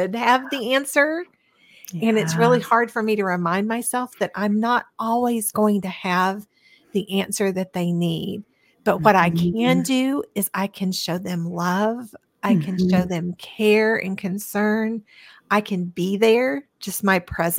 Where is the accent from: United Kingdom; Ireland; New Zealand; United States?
United States; Cleveland, Tennessee; I grew up in Cleveland, Tennessee, which is very close to Chattanooga.